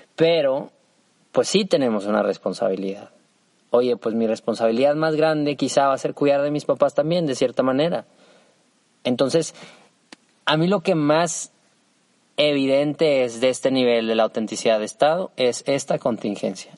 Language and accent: Spanish; Mexico; soy mexicano, pues es que tengo un deber con mi nación